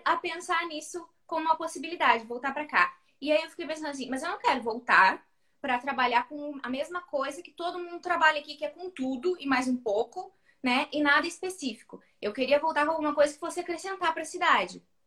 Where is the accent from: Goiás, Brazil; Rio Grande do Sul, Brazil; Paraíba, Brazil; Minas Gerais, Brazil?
Rio Grande do Sul, Brazil; Santa Vitória do Palmar; sou de Santa Vitória do Palmar, interior do Rio Grande do Sul, a última cidade antes de ser Chuí, Uruguai